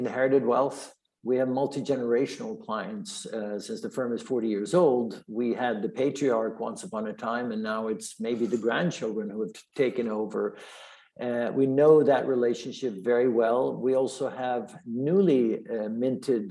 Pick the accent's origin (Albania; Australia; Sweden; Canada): Sweden; Stockholm, Stockholm County; moved away as an adult; also born or lived in Switzerland; now in United States; I'm originally from Sweden. I'm not an American by birth. I grew up in Stockholm.